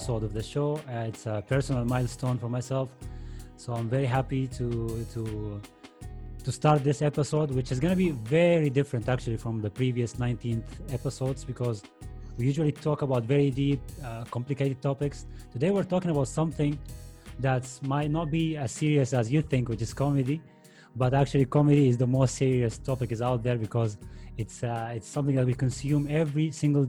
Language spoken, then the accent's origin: English; Saudi Arabia; English is a second language; moved away as an adult; now in Spain; I actually grew up in Saudi Arabia